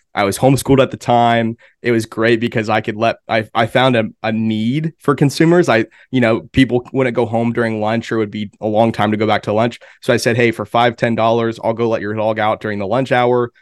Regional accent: Pennsylvania, United States; also born or lived in Enid, Oklahoma; now in Oklahoma City, United States; I grew up in Pennsylvania

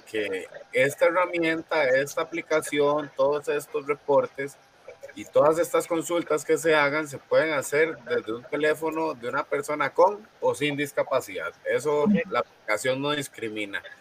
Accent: Costa Rica; Nosotros como costarricenses

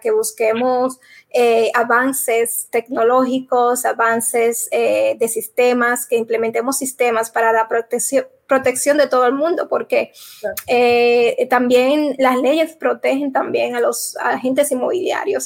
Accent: Dominican Republic; moved away; la República Dominicana, mi país, que ya hace eh, más de 15 años que no vivo allá

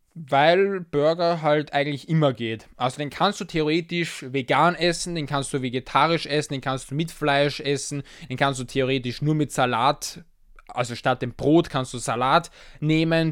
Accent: Austria; als Österreicher

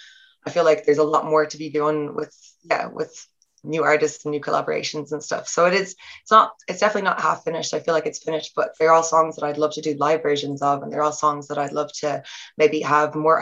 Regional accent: Ireland; accent: Irish

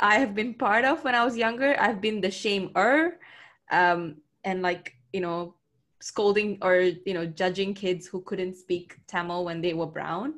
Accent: Klang, Selangor, Malaysia; I'll go back to Klang. Like, that's home.

